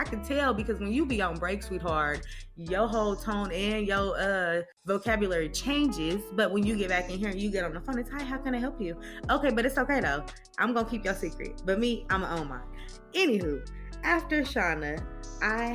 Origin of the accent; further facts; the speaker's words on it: California, United States; I'm from California